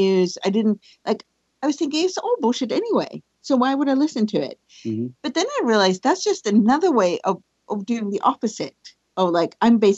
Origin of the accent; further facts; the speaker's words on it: Sweden; So I grew up in Sweden. I'm born in Sweden. I guess I am Swedish. I still live there